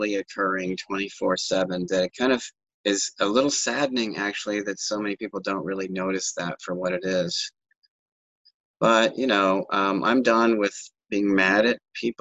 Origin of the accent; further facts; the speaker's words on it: United States; being an American